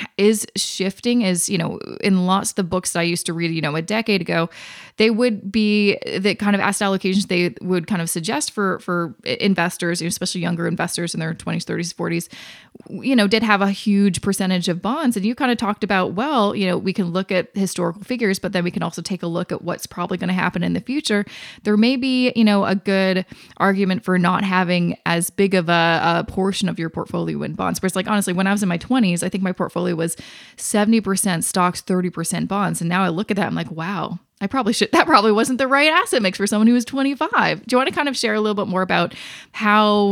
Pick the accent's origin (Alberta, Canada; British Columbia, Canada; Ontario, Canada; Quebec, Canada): British Columbia, Canada; Vancouver; now in Toronto, Canada; I'm from Vancouver, I live in Toronto